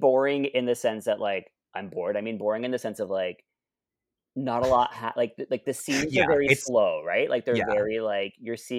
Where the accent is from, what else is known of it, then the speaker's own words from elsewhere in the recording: Ottawa, Ontario, Canada; I grew up in Alta Vista.